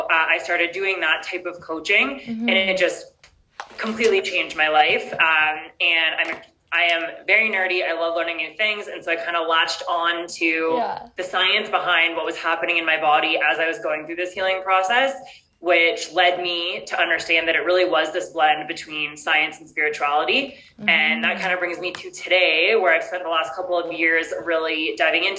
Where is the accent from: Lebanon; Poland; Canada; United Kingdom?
Canada; Newmarket, Ontario; first language English; moved away as an adult; also born or lived in Mexico; now in Colombia; I'm from Newmarket, which is actually like 45 minutes north of Toronto